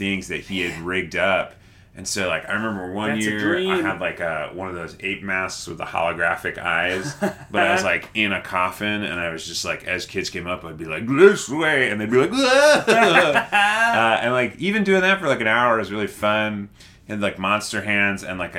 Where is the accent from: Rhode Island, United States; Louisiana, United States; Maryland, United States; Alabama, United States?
Rhode Island, United States; moved away as an adult; now in New York, United States; I'm New from England. Rhode Island